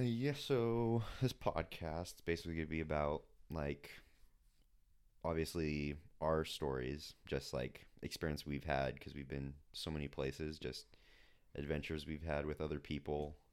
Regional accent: Claremont, California, United States; also born or lived in San Dimas, California; I was born in San Dimas, California

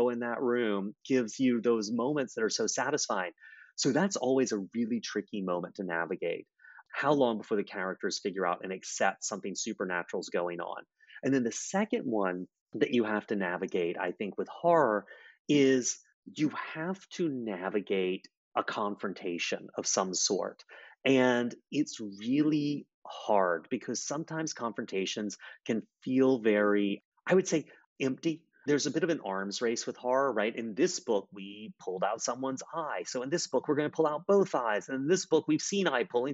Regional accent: Charleston, South Carolina, United States; In Charleston, where I'm from

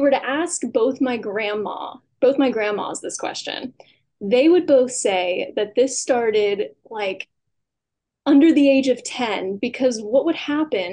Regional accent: Newville, Pennsylvania, United States; moved away; I grew up in Newville, Pennsylvania.

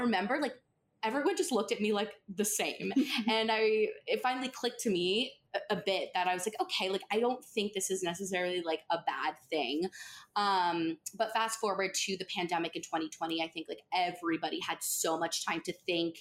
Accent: Pelham, New York, United States; I'm from Pelham. I literally still live there

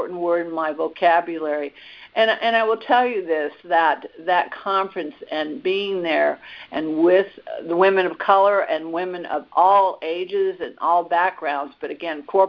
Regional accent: Washington, District of Columbia, United States; also born or lived in Atlanta, Georgia; I also grew up in Washington, D.C.

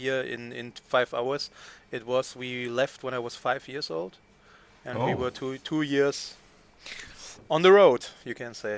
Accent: Witten, North Rhine-Westphalia, Germany; the beautiful Witten. I need to say it because it's my hometown.

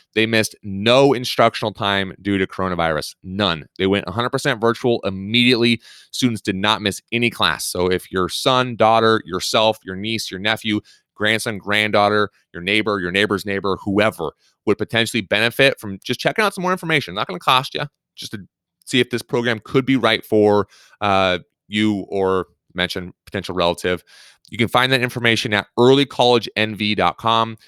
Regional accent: Pacific Northwest, United States; moved away; growing up in the Pacific Northwest

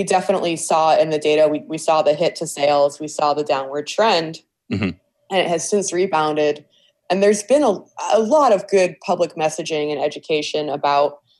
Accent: Cleveland Heights, Ohio, United States; I grew up in Cleveland Heights and I went to Heights High School

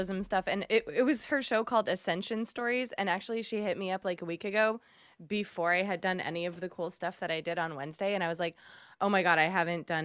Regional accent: Massachusetts, United States; I'm from Massachusetts

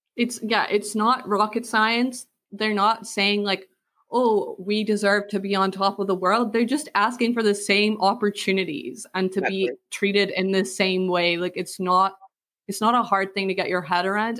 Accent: Scotland, United Kingdom; I grew up in a really small village in like countryside Scotland

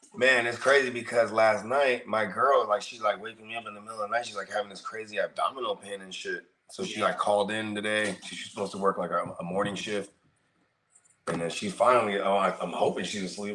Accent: Bay Area, California, United States; also born or lived in Tracy, California; I grew up in the Bay Area

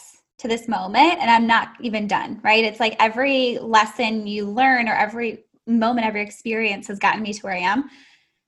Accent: Chicago, Illinois, United States; now in Houston, United States; I'm in Houston, Texas. I'm from Chicago originally.

